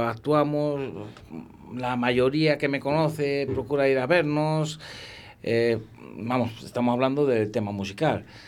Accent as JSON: {"language": "Spanish", "town": "Íscar", "region": "Castile and León", "country": "Spain", "said": "la gente de, mi pueblo"}